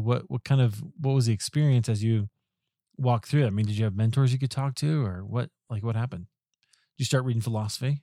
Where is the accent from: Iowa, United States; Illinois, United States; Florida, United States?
Iowa, United States; Des Moines; I grew up in Des Moines